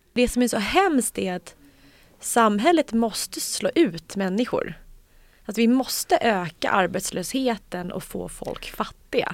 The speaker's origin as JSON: {"language": "Swedish", "country": "Sweden", "said": "vi svenskar"}